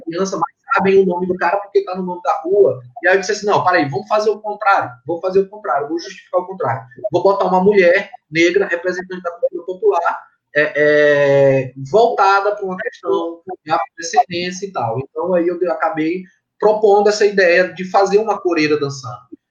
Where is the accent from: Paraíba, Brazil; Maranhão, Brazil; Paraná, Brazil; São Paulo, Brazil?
Maranhão, Brazil; Tuntum; also born or lived in Tucuruí, Pará; now in São Luís, Brazil; Eu fui criado na cidade de Tuntum, no Maranhão